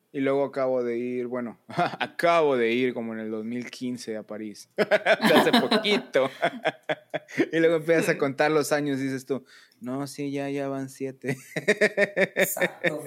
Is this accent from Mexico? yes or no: yes; Monterrey, Nuevo León, Mexico; puros chavos de Monterrey que llegamos ahí